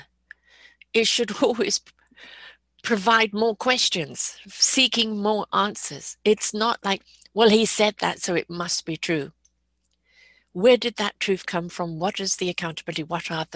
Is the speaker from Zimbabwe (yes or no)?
no; Canada; I'm a Canadian